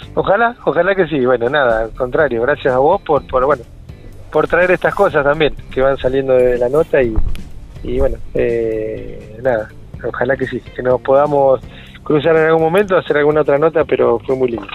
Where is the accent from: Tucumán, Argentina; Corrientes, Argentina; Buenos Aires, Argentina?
Buenos Aires, Argentina; Pehuajó; now in Trenque Lauquen, Argentina; yo soy nativo de Pihue eh, ya más de la mitad de mi vida estoy acá en Trenguela